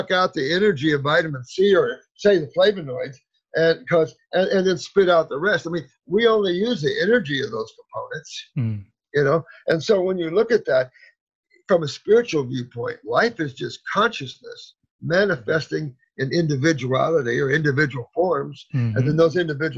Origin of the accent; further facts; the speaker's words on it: Indiana, United States; moved away as an adult; also born or lived in Florida; I moved from Indiana to Florida when I was like 19